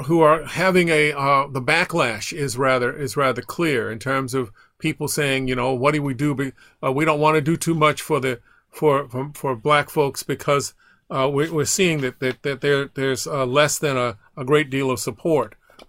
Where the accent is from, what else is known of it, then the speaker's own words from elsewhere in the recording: Baton Rouge, Louisiana, United States; also born or lived in Atlanta, United States / Illinois, United States / Rhode Island, United States; I grew up in partly in Baton Rouge, partly in Atlanta, Georgia, also in Illinois and Rhode Island.